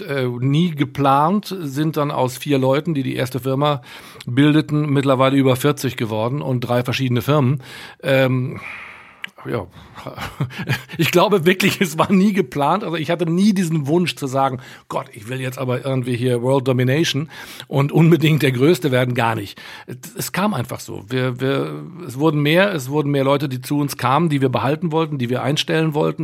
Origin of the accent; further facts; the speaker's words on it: Münster, North Rhine-Westphalia, Germany; moved away as an adult; also born or lived in Bremen; eigentlich bin ich groß geworden, aufgewachsen in Münster in Westfalen